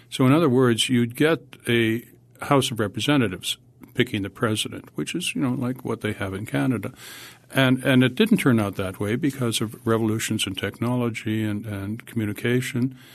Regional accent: Alexandria, Virginia, United States; I'm from Alexandria, Virginia.

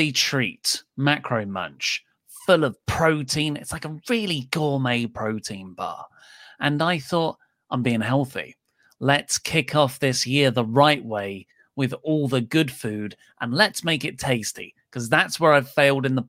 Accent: Kent, South East England, United Kingdom; I was born and raised in Kent

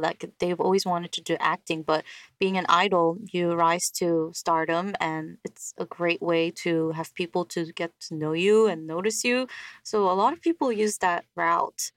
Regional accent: New York, United States; now in South Korea; growing up in New York

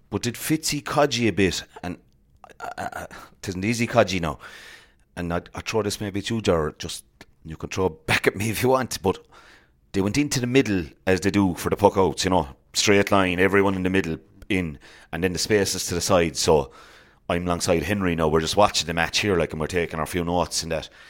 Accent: Clare, Munster, Ireland; I'm a pro clear man.

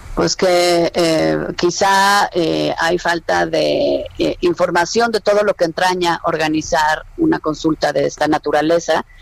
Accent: Mexico; como mexicana

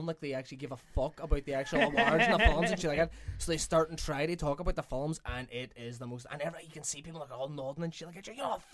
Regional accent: Ireland; we're self hitting as Irish people.

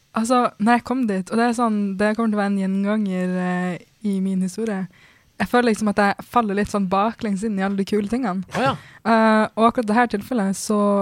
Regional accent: Norway; jeg kommer også fra Norge

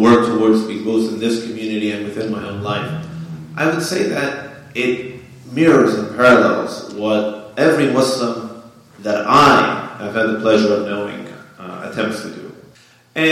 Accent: United States; I was born in the United States. However, my parents are immigrants from Afghanistan.

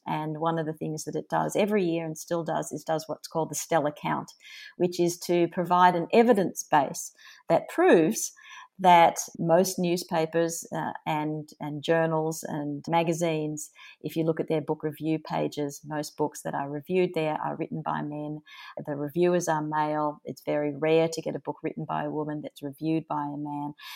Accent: Melbourne, Victoria, Australia; my hometown of Melbourne

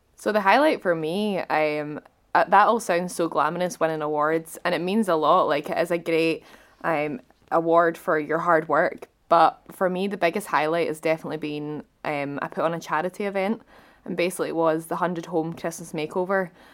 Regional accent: Scotland, United Kingdom; as a Scottish person

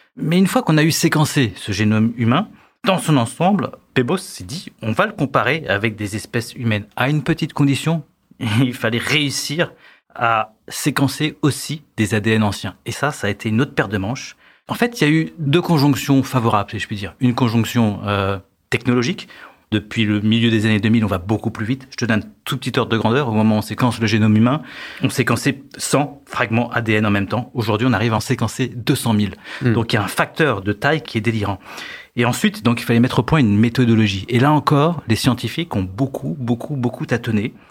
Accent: France; Chez nous, en France

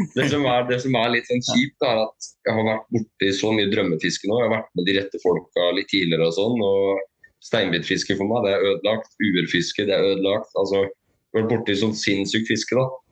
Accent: Skien, Telemark, Norway; moved away; jeg er fra Skien

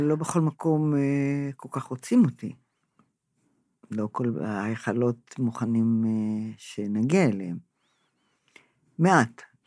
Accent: Israel; אני נולדתי פה, הוריי נולדו פה

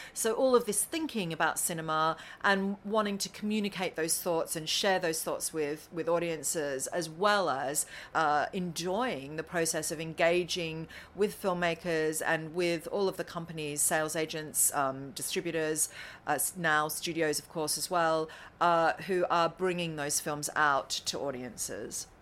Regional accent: Currumbara, Victoria, Australia; moved away as an adult; also born or lived in Melbourne; now in London, United Kingdom; the town is called Currumbara, I'm an Aussie

